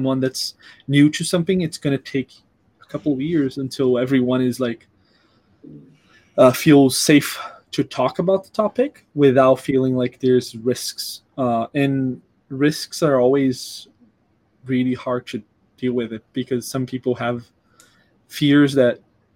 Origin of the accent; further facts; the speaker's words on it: Brazil; now in United States; I'm from Brazil, where I have a very different background